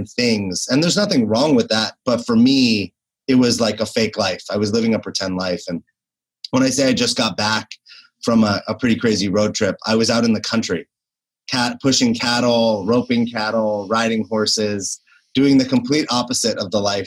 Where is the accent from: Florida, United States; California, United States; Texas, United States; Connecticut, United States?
California, United States; Los Angeles; also born or lived in New York City; I was born and raised in Los Angeles